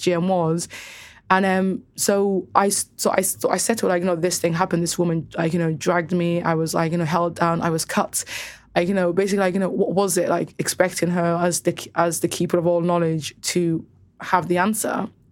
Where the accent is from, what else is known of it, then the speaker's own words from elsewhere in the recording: Cardiff, Wales, United Kingdom; also born or lived in Somaliland; Growing up in Cardiff specifically, every single girl that I knew had F G M